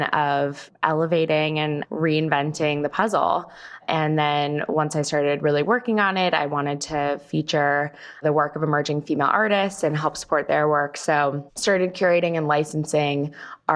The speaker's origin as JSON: {"language": "English", "region": "California", "country": "United States", "moved": "as an adult", "lives_now": "New York, United States", "said": "I moved to New York from California, where I'm from, to go to Barnard College"}